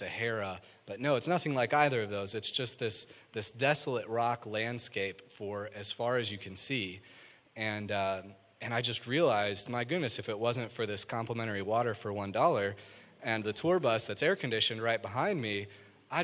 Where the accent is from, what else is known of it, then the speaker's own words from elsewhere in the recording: Chicago, Illinois, United States; moved away; also born or lived in Springfield, Missouri; I grew up in Chicago